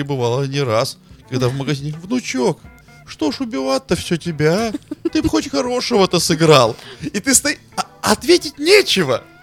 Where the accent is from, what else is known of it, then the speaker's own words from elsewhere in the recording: Veliky Novgorod, Novgorod Oblast, Russia; я из Великого Новгорода